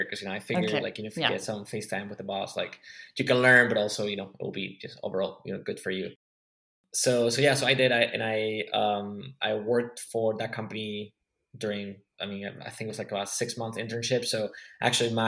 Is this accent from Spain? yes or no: yes; Spain; I'm from Spain